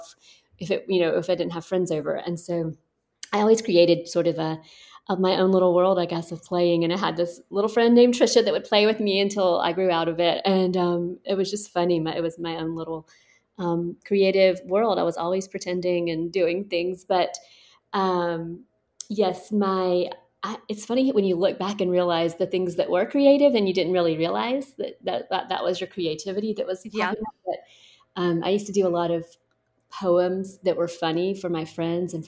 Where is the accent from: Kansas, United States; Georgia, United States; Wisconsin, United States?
Georgia, United States; Thomaston; I am from Georgia, and I grew up right in the middle of Georgia in a tiny town called Thomaston